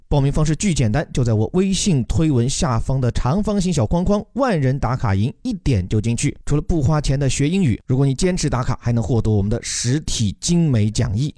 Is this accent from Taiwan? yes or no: no; China